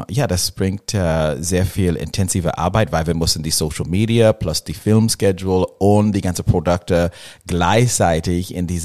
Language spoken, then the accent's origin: German; Los Angeles, California, United States; German is a second language; Ja, ich komme aus Los Angeles